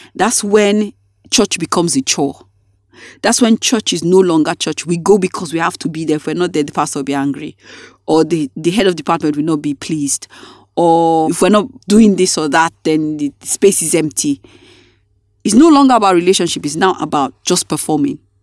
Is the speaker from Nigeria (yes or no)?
yes; Nigeria; being a Nigerian